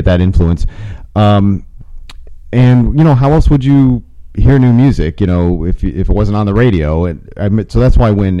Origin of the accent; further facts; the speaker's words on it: Toledo, Ohio, United States; I remember, yeah, the radio in Toledo was very mainstream.